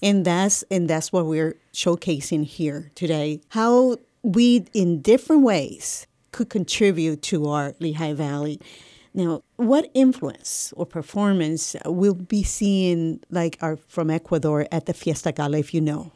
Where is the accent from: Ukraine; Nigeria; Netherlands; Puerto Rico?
Puerto Rico; I'm from Puerto Rico